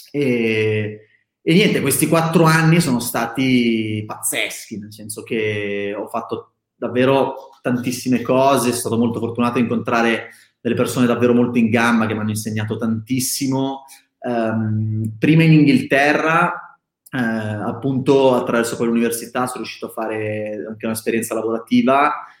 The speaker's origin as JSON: {"language": "Italian", "town": "Milan", "region": "Lombardy", "country": "Italy", "tie": "born or raised there", "said": "io originalmente sono di Milano, nato e cresciuto a Milano"}